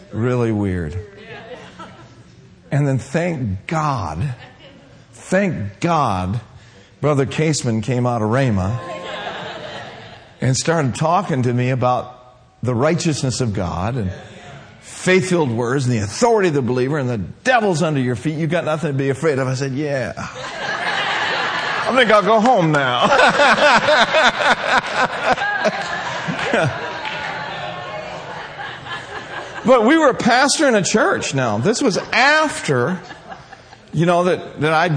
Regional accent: Minneapolis, Minnesota, United States; also born or lived in Willmar, Minnesota; I grew up in Minneapolis-St. Paul area, Minneapolis side

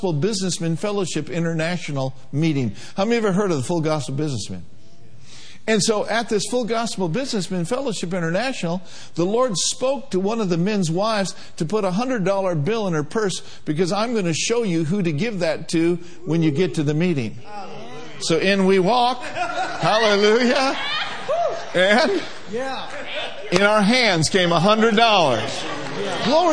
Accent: Minnesota, United States; moved away; also born or lived in Durham, North Carolina; I was from Minnesota.

